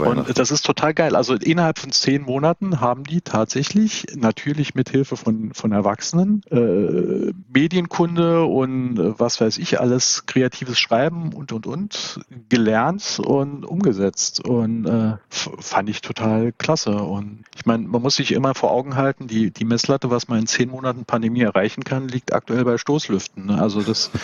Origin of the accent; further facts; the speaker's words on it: Saarbrücken, Saarland, Germany; moved away; ich bin 1971 in Saarbrücken geboren und irgendwann auch wieder hier gelandet und sesshaft geworden